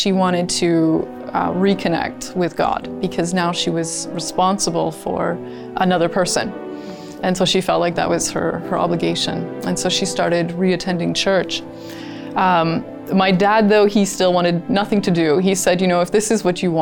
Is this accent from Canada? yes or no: yes; Kingston, Ontario, Canada; I was born in Kingston, Ontario.